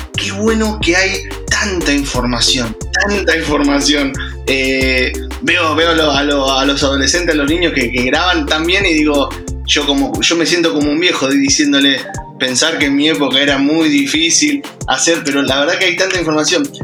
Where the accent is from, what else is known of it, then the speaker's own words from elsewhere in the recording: Argentina; yo, yo soy, argentino eh, y trabajo casi nada para Argentina